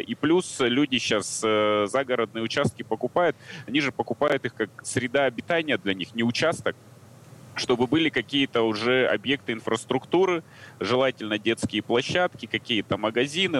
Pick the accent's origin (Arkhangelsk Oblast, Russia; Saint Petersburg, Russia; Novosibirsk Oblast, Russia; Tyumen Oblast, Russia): Tyumen Oblast, Russia; Tyumen; я сам из Тюмени